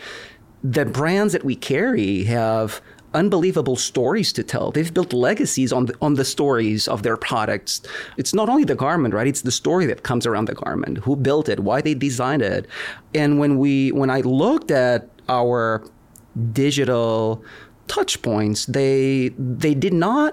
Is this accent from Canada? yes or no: no; Lisbon, Portugal; moved away as an adult; also born or lived in California; now in United States; I was born and raised in Lisbon, Portugal. I've been in the U.S. for about 20 years now.